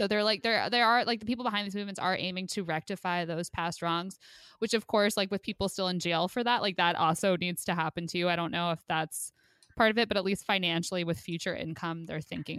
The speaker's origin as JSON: {"language": "English", "town": "Caldwell", "region": "New Jersey", "country": "United States", "tie": "born or raised there", "said": "my hometown, like Caldwell"}